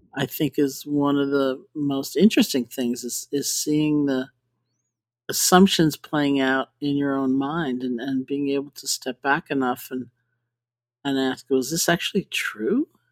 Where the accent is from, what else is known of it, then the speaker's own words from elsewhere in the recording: New York, United States; I grew up in New York.